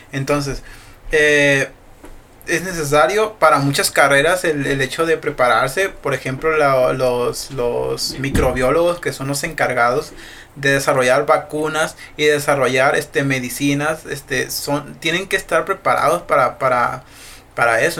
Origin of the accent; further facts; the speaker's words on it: Mexico; digo que está chido ser mexicano por la cultura que tenemos